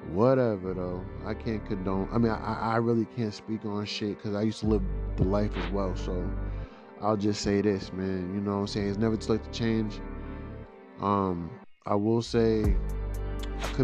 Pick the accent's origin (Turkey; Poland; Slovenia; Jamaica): Jamaica; Yo, y'all like my Jamaican accent right there? You know, um, I am very Jamaican